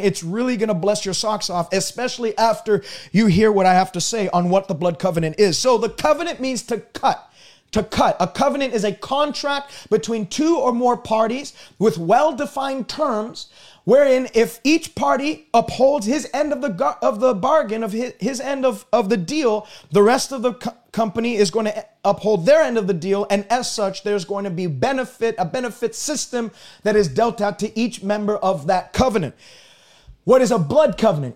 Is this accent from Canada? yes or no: yes; Canada; I'm a Canadian. I don't speak like an American.